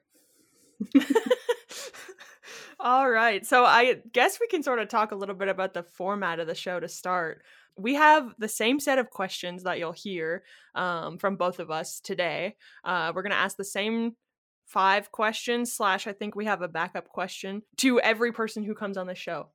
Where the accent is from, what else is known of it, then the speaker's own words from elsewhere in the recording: Kitchener, Ontario, Canada; also born or lived in Timmins, Ontario; I was from Kitchener, Ontario